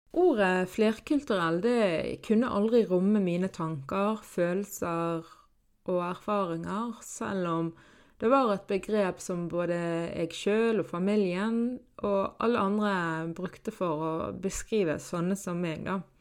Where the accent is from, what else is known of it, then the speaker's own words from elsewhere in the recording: Norway; Så jeg er jo da født og oppvokst i Norge, men er krysskulturell fordi at mine foreldre flyttet fra Palestina til Norge